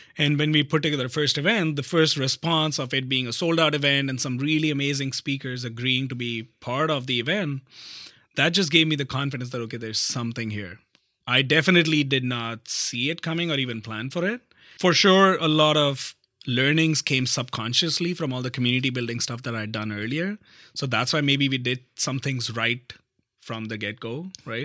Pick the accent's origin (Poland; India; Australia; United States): India; north of India; moved away as an adult; now in Canada; I grew up in a like a normal middle class Indian family, uh, in the north of India